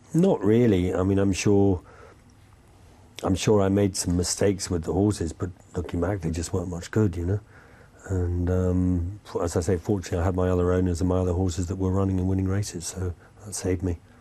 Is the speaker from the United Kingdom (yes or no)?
yes; England, United Kingdom; now in France; being English in France.